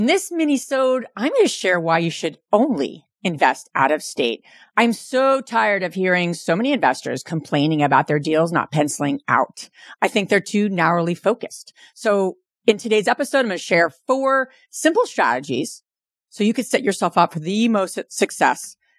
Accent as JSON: {"language": "English", "region": "New Jersey", "country": "United States", "tie": "born or raised there", "said": "born and raised in New Jersey, Jersey girl."}